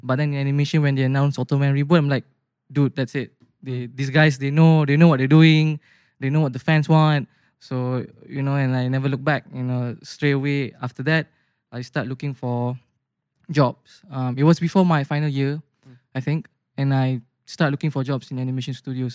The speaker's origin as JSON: {"language": "English", "town": "Bandar Seri Putra", "region": "Selangor", "country": "Malaysia", "tie": "born or raised there", "moved": "as an adult", "lives_now": "Putrajaya, Malaysia"}